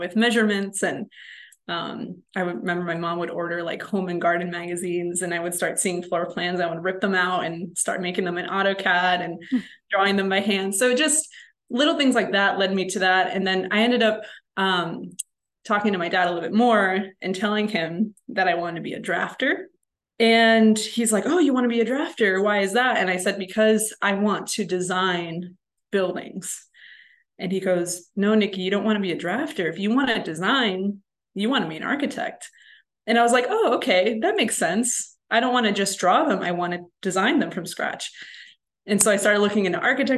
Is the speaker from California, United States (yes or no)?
no; Chicago, Illinois, United States; I'm from Chicago originally, so I'm from a big city